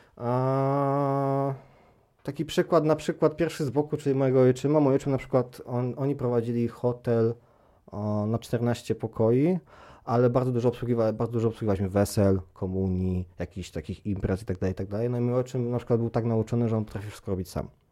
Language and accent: Polish; Palermo, Sicily, Italy; Ja wychowałem się w Palermo